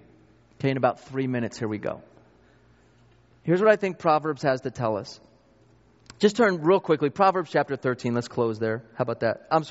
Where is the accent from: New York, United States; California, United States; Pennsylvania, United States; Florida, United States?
New York, United States; I grew up in New York